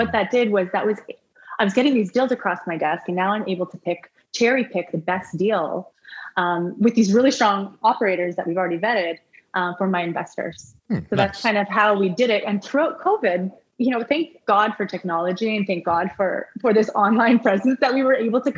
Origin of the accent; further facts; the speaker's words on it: Canada; we're from Canada